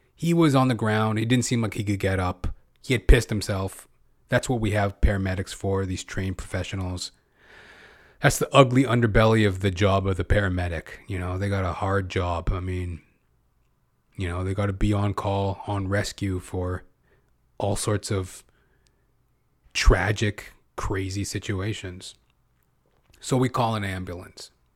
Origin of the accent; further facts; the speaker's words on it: Canada; I'm second generation, right? Because I was born in Canada